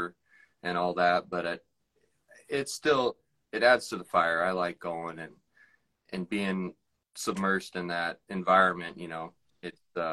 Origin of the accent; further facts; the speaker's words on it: Monroe, Washington, United States; I'm from Monroe, Washington